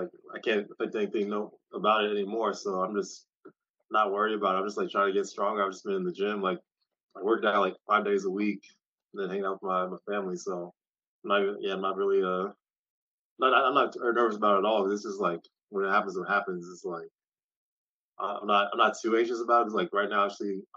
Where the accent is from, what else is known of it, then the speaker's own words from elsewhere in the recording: Kansas City, United States; I'm from Kansas City.